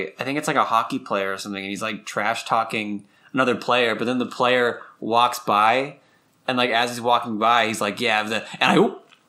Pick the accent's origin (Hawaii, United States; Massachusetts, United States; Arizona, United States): Massachusetts, United States; accent: Massachusetts; It's just my Massachusetts accent.